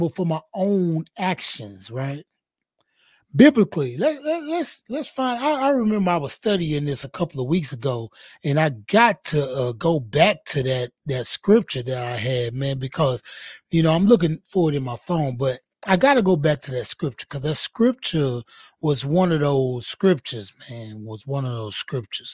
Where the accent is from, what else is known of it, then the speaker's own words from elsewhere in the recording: Houston, Texas, United States; I'm from Fifth Ward, Houston, Texas